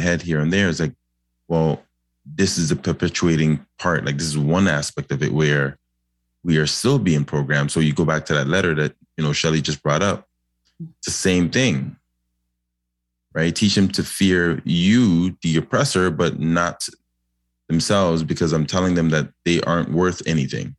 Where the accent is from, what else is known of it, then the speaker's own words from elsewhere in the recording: Toronto, Ontario, Canada; I grew up in Lawrence Heights